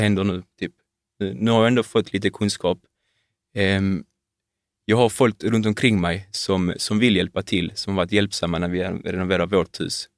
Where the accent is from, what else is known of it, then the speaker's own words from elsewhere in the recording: Malmö, Skåne, Sweden; född och uppvuxen